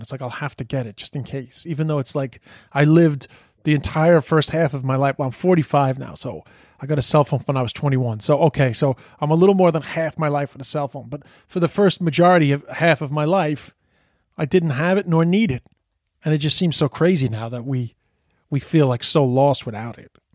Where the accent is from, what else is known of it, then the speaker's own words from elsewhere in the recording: New York City, New York, United States; we'd be, like, hanging out on the streets of Queens